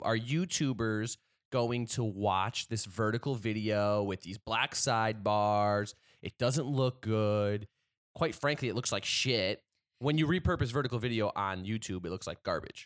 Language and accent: English; New Haven, Connecticut, United States; moved away; growing up in New Haven